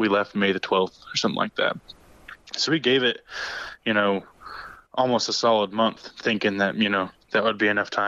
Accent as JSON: {"language": "English", "region": "Oklahoma", "country": "United States", "said": "I was from Oklahoma"}